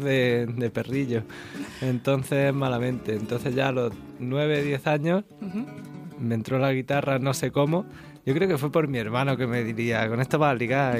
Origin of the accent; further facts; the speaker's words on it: Águilas, Region of Murcia, Spain; now in Madrid, Spain; en Águilas, que es mi pueblo